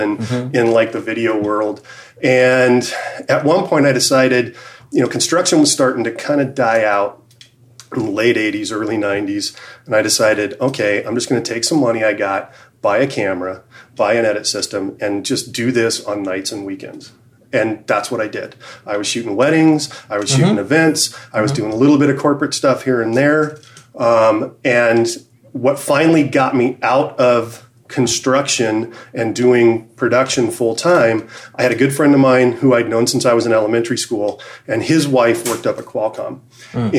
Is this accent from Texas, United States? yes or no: no; San Diego, California, United States; I grew up in San Diego playing ice hockey